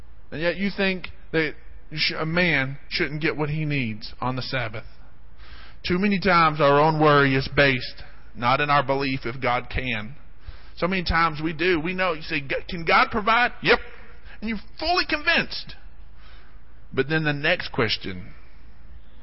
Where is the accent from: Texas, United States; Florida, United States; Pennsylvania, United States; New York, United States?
Texas, United States; Odessa; I grew up in Odessa, and there's just not a lot of exciting things to do in Odessa